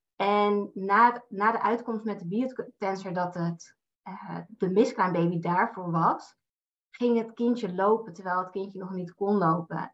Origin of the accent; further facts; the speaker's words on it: Amsterdam, North Holland, Netherlands; now in Naarden, Netherlands; Ik kom uit Amsterdam en ik woon in Naarden samen met mijn vriend